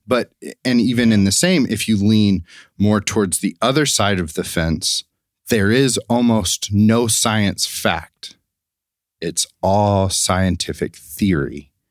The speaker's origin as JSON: {"language": "English", "region": "the South", "country": "United States", "tie": "born or raised there", "said": "growing up in the South, uh, we did not talk about evolution in science in high school"}